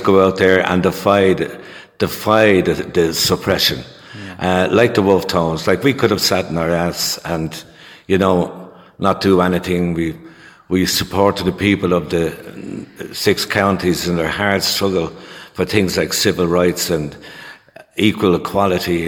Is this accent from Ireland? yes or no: yes; Dublin, Leinster, Ireland; I was born in Dublin in the centre of the city. There, we lived there in a one-room flat for um, seven years, and uh, we eventually got moved out to um, the suburbs uh, a place called Inchicore Bluebell.